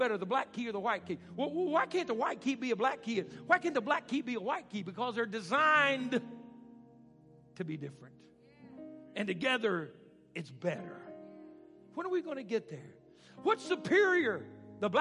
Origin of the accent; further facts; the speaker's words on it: Arkansas, United States; moved away; I grew up in Arkansas, so I didn't get the finer things